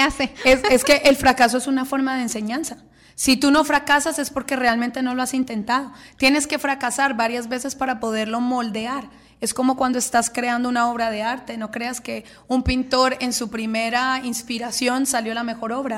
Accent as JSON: {"language": "Spanish", "country": "Colombia", "said": "soy colombiana"}